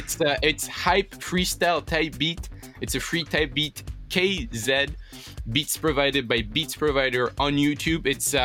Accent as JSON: {"language": "English", "country": "France", "said": "So, as you know, like, I'm from France, right? And so I was in France last summer."}